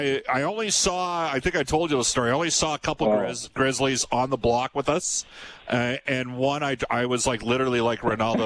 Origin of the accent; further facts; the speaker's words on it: Fultonville, United States; I grew up in Fultonville, yeah. and we had deer all the time on our acreage